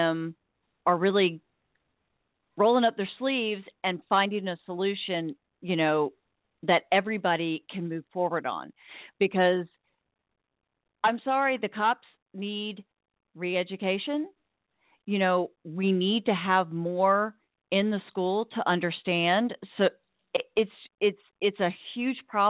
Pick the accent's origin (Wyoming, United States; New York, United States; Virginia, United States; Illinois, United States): Virginia, United States; Williamsburg; I grew up in Virginia, right next to Colonel Williamsburg